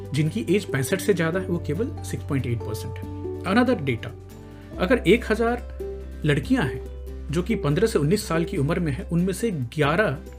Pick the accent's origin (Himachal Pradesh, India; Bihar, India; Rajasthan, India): Bihar, India; मैं बिहार से हूँ